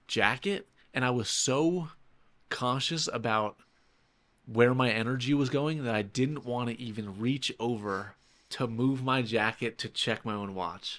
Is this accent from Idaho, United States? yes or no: no; New York City, New York, United States; now in Saint Petersburg, United States; I'm from New York City